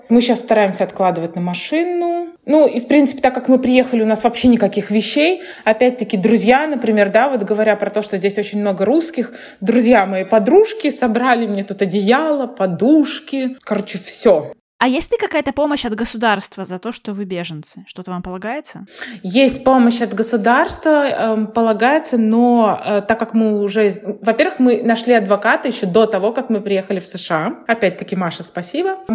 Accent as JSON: {"language": "Russian", "town": "Kaliningrad", "region": "Kaliningrad Oblast", "country": "Russia", "said": "Я просто говорю из Калининграда, все. Вот еще очень многие, кстати, не знают, знает, где Калининград находится, это обидно."}